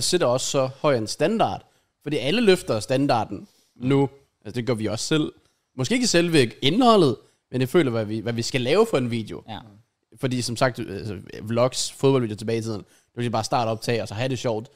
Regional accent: Denmark; som dansker

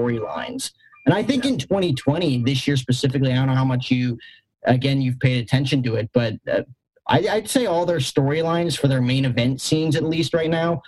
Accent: New Jersey, United States; I grew up in Jersey, a Mets fan

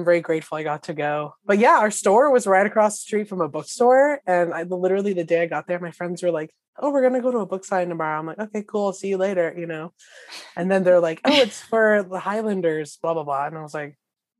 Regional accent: Los Angeles, California, United States; I didn't get to say I was from LA and be like, I'm an actor.

